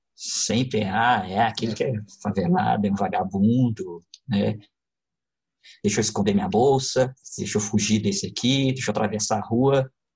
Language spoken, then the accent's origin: Portuguese; Contagem, Minas Gerais, Brazil; eu sou natural de Contagem